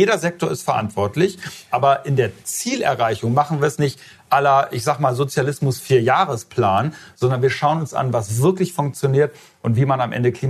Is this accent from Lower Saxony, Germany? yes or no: yes; Lower Saxony, Germany; Ich habe ein ganz reales Beispiel aus meinem Heimatland Niedersachsen.